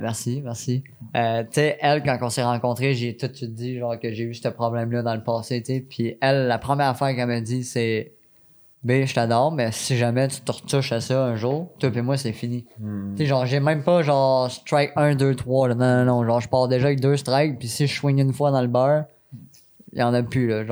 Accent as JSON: {"language": "French", "town": "Quebec City", "region": "Quebec", "country": "Canada", "tie": "born or raised there", "moved": "yes", "lives_now": "Sainte-Julie, Canada", "said": "je suis natif de Québec"}